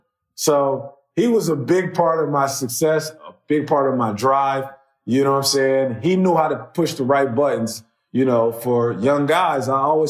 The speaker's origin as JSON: {"language": "English", "town": "Coatesville", "region": "Pennsylvania", "country": "United States", "tie": "born or raised there", "said": "And see, I'm from Coatesville, right?"}